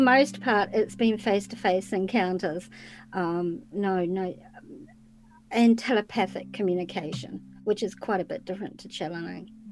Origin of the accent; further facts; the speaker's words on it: New Zealand; I'm from New Zealand, which is way down in the South Pacific